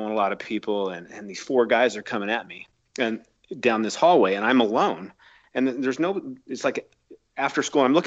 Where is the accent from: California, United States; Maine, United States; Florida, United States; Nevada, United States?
Nevada, United States; Reno; I grew up in Reno, Nevada, and I grew up as an athlete